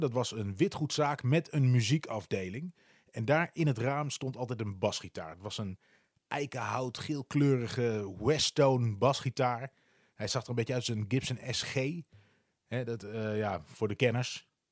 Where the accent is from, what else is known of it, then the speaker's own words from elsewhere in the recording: Wierden, Overijssel, Netherlands; moved away as an adult; also born or lived in Almelo; now in Utrecht, Netherlands; Ik ben in Wierde getogen. Dat is een dorpje naast Almelo.